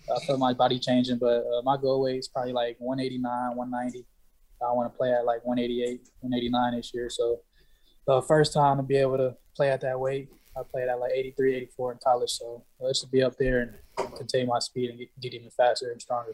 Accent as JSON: {"language": "English", "town": "San Diego", "region": "California", "country": "United States", "said": "from San Diego"}